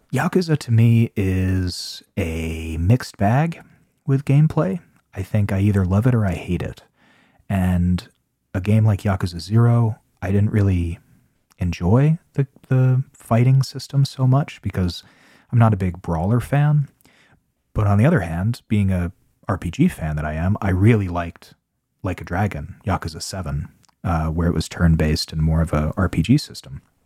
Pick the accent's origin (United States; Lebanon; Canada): United States; I'm American